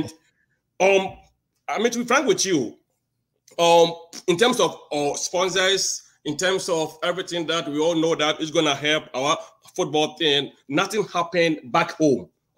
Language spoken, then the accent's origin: English; Ghana; I'm from Ghana.